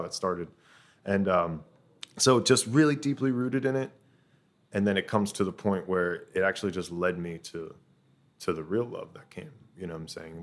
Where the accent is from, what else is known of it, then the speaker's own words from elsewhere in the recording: Tampa, Florida, United States; moved away as an adult; now in Ho Chi Minh City, Vietnam; I'm originally from Tampa, Florida